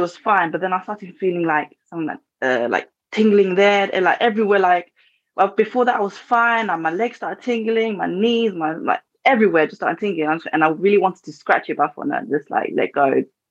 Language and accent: English; England, United Kingdom; I'm from England